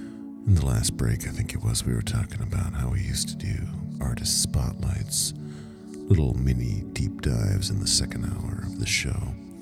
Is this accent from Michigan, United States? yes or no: yes; Detroit, Michigan, United States; When I was growing up on Detroit radio